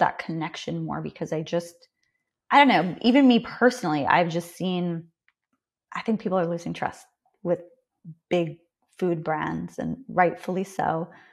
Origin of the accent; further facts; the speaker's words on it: Canada; accent: Canadian; I'm Canadian.